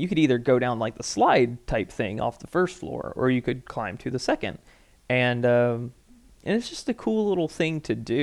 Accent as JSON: {"language": "English", "town": "Milledgeville", "region": "Georgia", "country": "United States", "also_born_or_lived": "Ivy, Georgia", "said": "I'm from Millsville, they're like, oh, like, you're out from the middle of nowhere."}